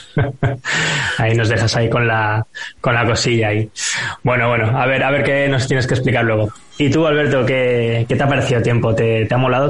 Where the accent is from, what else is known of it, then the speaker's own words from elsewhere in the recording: Barcelona, Catalonia, Spain; aquí en Barcelona, de donde soy yo